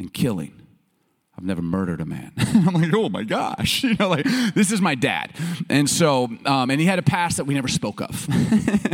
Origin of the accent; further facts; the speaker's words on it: United States; also born or lived in Chicago, Illinois / Baltimore, Maryland; We grew up in Chicago and Baltimore